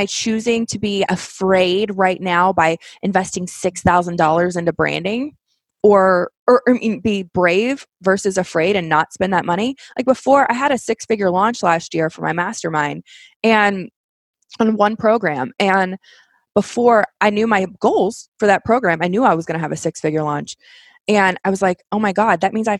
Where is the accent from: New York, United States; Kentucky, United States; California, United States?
Kentucky, United States; I'm from Kentucky